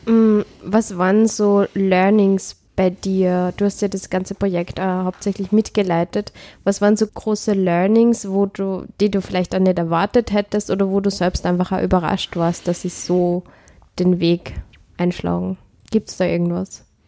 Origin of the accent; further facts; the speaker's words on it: Upper Austria, Austria; ich komme aus Oberösterreich